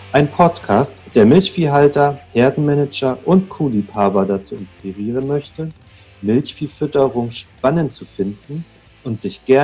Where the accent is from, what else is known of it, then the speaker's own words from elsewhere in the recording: Hesse, Germany; weil ich komme ja ursprünglich aus Nordhessen, habe in Göttingen studiert und da gab es das gar nicht.